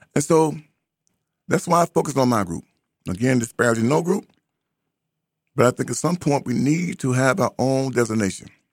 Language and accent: English; United States; I'm not African. I am an American